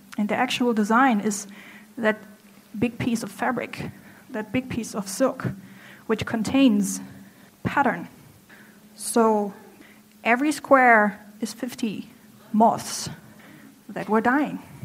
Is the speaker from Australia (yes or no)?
no; Germany; English is a second language; moved away as an adult; now in Hangzhou, China; I'm from Germany.